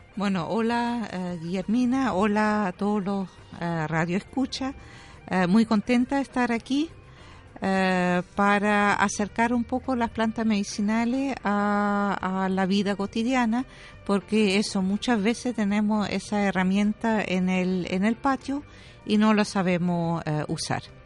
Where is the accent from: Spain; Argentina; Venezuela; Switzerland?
Switzerland; Spanish is a second language; moved away as an adult; also born or lived in Germany; now in Chile; yo soy alemana, eh, me, crié en, Suiza